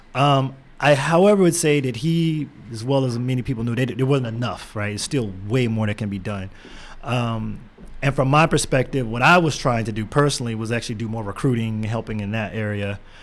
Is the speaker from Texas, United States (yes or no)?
yes; Houston, Texas, United States; born or raised there